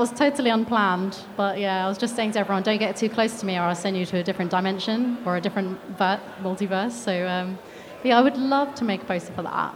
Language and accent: English; United Kingdom; I'm British